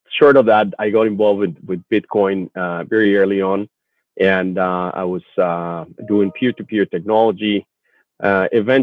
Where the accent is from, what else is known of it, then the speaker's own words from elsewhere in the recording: Mexico; moved away as an adult; now in Vancouver, Canada; I was originally born in Mexico and proud dual descent citizen of Canada and Mexico.